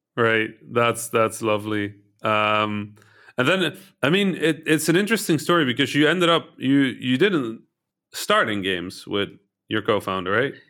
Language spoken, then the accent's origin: English; Egypt; born or raised there; moved away